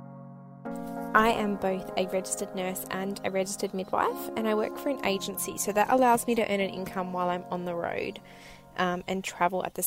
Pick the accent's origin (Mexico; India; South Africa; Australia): Australia; west coast of Australia, Western Australia; I left my hometown on the west coast of Australia in May 2019